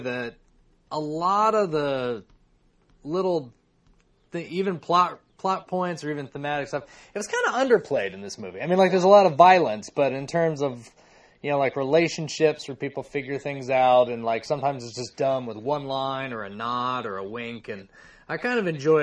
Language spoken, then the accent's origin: English; United States; as an American